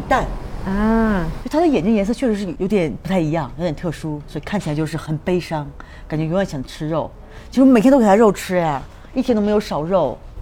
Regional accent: China; moved away; 我们中国人又很要面子

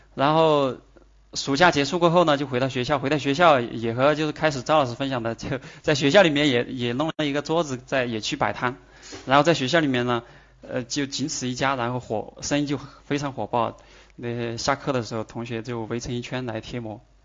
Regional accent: Chongqing, China; accent: Sichuanese; 我是来自重庆的

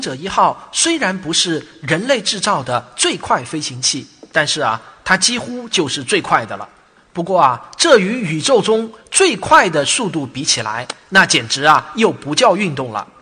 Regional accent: Jinhua, Zhejiang, China; also born or lived in Shaoxing; 我是绍兴人，但我成长在金华的一个核工业研究所的大院内

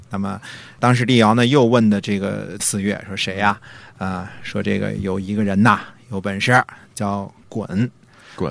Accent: northern China, China; moved away; 我小的时候，至少在北方的时候

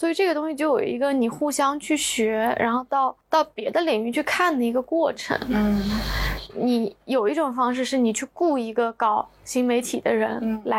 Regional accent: Hangzhou, Zhejiang, China; 杭州的。

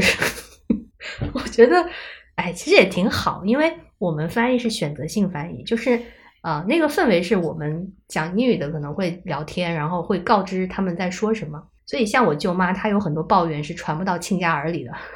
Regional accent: China; moved away; 我们中国人

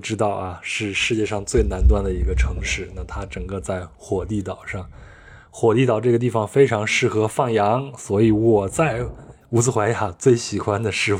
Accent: China; 我觉得这个饭也应该是受中国食物的一个影响，我们中国人比较喜欢吃这种

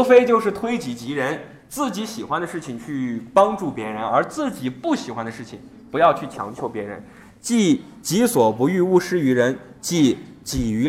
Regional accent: China; 我们中国人很聪明啊

